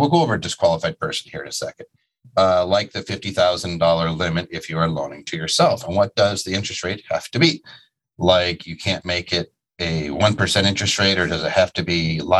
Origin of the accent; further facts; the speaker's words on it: Dallas, Texas, United States; I am from Dallas.